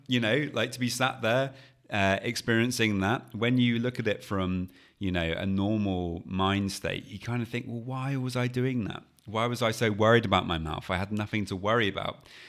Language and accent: English; United Kingdom; being British